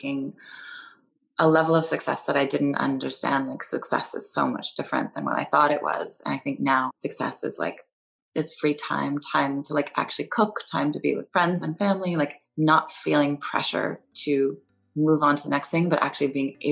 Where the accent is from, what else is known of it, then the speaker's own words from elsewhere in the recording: California, United States; moved away; also born or lived in New York; I grew up in California, though, so I grew up driving.